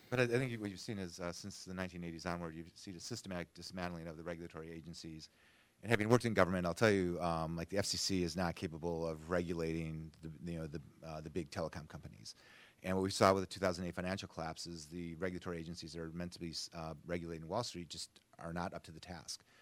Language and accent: English; Grand Rapids, Michigan, United States; I am from Grand Rapids, Michigan, and Kent County is my